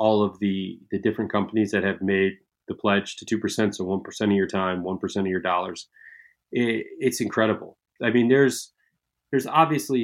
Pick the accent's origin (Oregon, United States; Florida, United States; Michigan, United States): Michigan, United States; I'm in Michigan here. So like I was just across Lake Michigan from you where I grew up